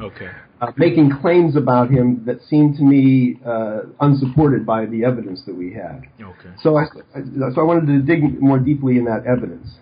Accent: Western Pennsylvania, United States; moved away as an adult; also born or lived in Arizona; I grew up in Western Pennsylvania

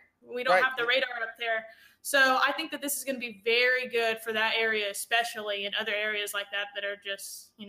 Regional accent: Four Corners area of New Mexico, United States; So I'm actually from the Four Corners area of New Mexico, and there's absolutely no radar up there.

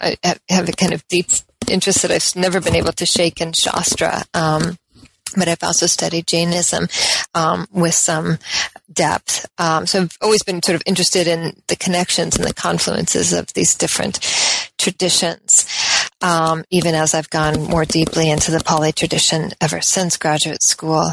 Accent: Colorado, United States; also born or lived in Oregon; I'm from the West. Generally, I was born in Colorado

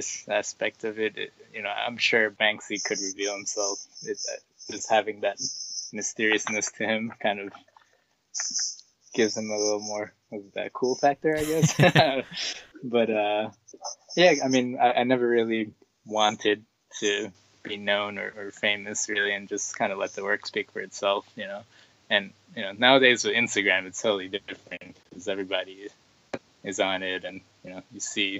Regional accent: New York, United States; growing up in New York

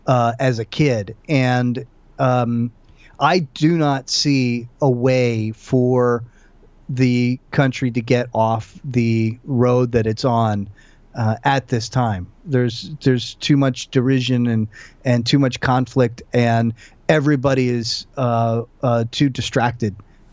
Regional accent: United States; I was born and raised in the United States, the son of an immigrant, and was taught to, you know, be as patriotic as can be.

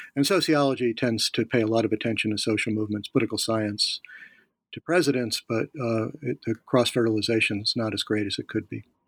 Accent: Philadelphia, Pennsylvania, United States; now in Virginia, United States; I'm from Philadelphia.

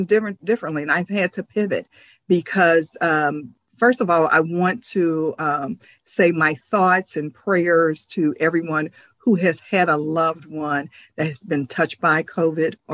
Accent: Ohio, United States; I am from Ohio

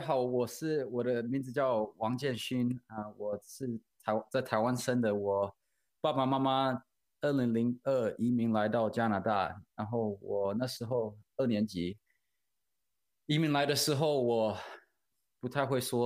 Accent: Vancouver, British Columbia, Canada; English is a second language; moved away as an adult; also born or lived in Kaohsiung, Taiwan; now in Saskatchewan, Canada; I was born in Taiwan and my parents moved to Vancouver, Canada when I was in grade two, before I finished grade two. So I started grade three in Canada and came over here, didn't speak a lick of English. And then within 2 years, I was basically fluent. Within a year, probably, I was fluent because as a kid, you pick up super quick. And so I grew up in Vancouver, Canada.

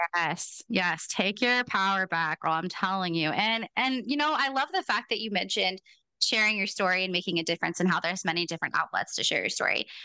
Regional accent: Portland, United States; I'm from Portland

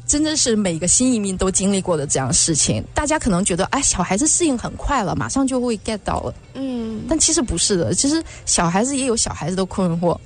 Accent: China; moved away; 我是在国内的时候，我们学校是不教英文的，我哦。对，我们是日文，教日文的这样的学校

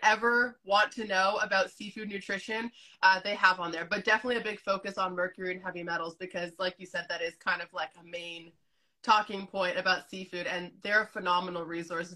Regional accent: Canada; also born or lived in Azores, Portugal; I grew up in Canada, but you know, my, my family still has those ties to Portugal

